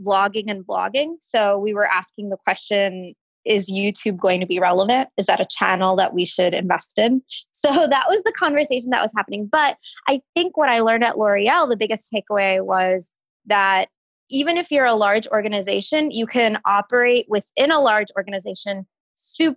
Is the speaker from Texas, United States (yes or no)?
yes; Houston, Texas, United States; moved away as an adult; also born or lived in New York; growing up in Houston